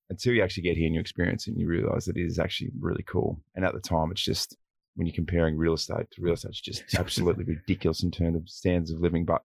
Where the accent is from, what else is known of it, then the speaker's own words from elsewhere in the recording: Wagga Wagga, New South Wales, Australia; moved away as an adult; also born or lived in Sydney; now in Adelaide, Australia; I'm originally from Wagga Wagga, yeah, which is um, southern southwest New South Wales, and that is, I mean, it's regarded as a city, but it's a big country town